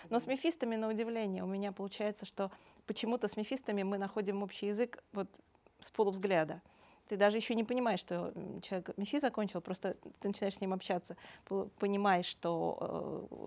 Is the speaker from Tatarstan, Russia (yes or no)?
no; Moscow, Russia; born there; Родилась в Москве.